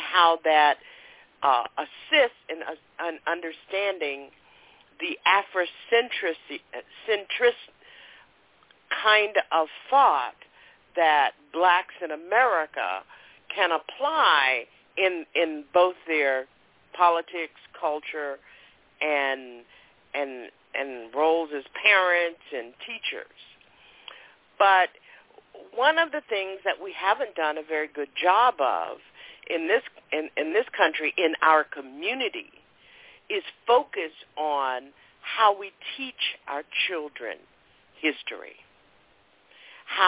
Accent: the South, United States; I grew up in Jim Crow South, and I attended segregated schools until I was in the ninth grade

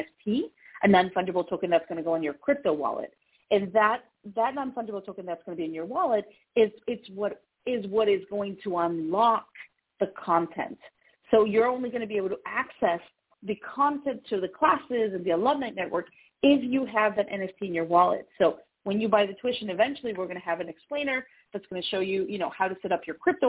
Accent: Atlanta, Georgia, United States; moved away; It's my hometown

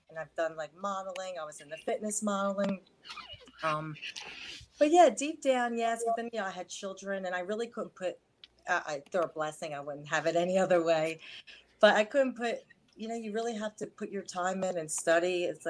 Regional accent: Memphis, Tennessee, United States; also born or lived in Savannah / Seattle / San Francisco; So I moved to Seattle, San Francisco, but I grew up in Memphis, and I lived in Savannah for a little bit. So my accent could be a little bit mixed

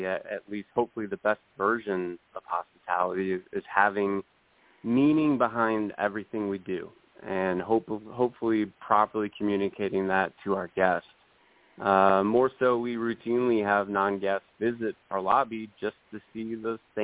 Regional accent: St. Louis, Missouri, United States; now in Nashville, United States; St. Louis, my hometown

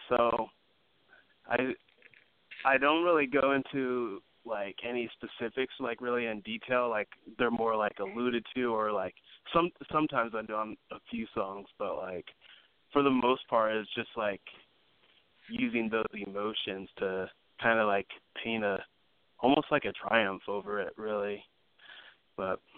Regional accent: Los Angeles, California, United States; also born or lived in Santa Barbara / Sacramento; I was born in uh, Santa Barbara, California, and then I moved around a lot when I was little. I lived in Sacramento a little bit and Los Angeles for most of it, um, and a little bit here and there on the East Coast.

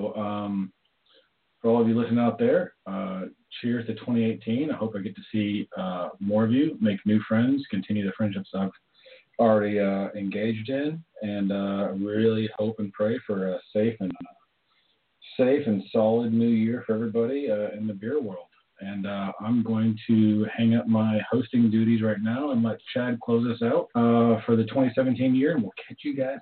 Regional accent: Canada; I'm from Canada

